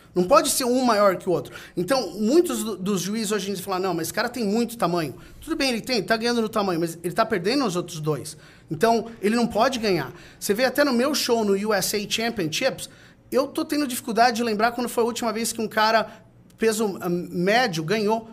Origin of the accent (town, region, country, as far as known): Brazil